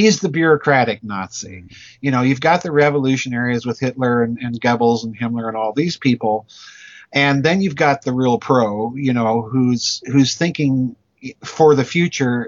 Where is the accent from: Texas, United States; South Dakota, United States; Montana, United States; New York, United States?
South Dakota, United States; I grew up in South Dakota, which is a state in the United States